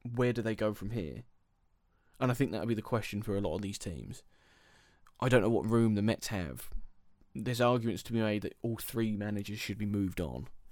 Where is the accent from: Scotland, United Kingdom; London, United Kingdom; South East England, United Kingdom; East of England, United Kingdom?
South East England, United Kingdom; Milton Keynes; I am from Milton Keynes